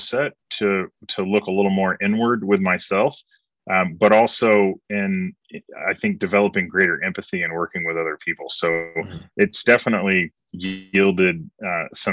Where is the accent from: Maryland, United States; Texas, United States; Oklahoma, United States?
Oklahoma, United States; Broken Arrow; moved away; also born or lived in Dallas / Portland, Oregon / Los Angeles / Asia; I grew up in Broken Arrow, Oklahoma, which is, as some of your listeners and viewers will know, is Southeast Tulsa